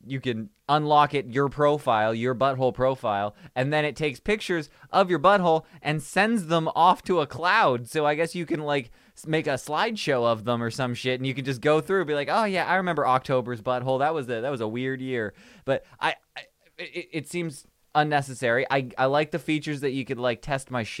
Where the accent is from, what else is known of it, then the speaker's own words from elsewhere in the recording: Canada; I'm Canadian. I'm too Canadian for this